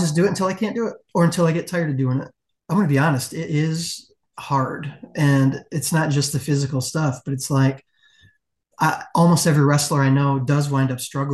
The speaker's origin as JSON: {"language": "English", "region": "West Michigan", "country": "United States", "said": "I am from the West Michigan area."}